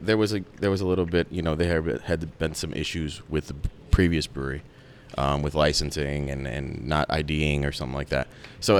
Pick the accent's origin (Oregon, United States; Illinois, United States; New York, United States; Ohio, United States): Illinois, United States; Glendale Heights; I'm from Glendale Heights